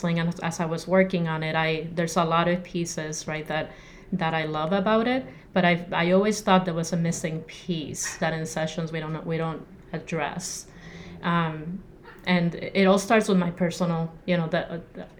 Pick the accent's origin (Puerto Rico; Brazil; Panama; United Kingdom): Puerto Rico; moved away as an adult; now in Arizona, United States; I'm born and raised in Puerto Rico